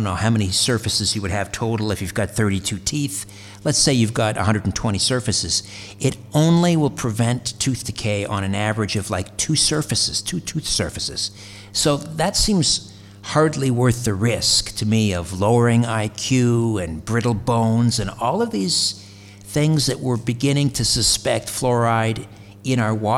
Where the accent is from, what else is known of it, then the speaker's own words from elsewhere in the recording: Brantford, Ontario, Canada; just west of Brantford, my hometown in Ontario